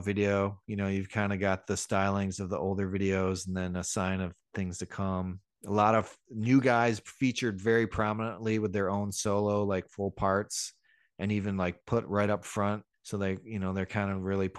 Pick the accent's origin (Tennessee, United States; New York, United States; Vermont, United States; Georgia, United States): New York, United States; Niagara Falls; there was this indoor skate park by me growing up in Niagara Falls, New York.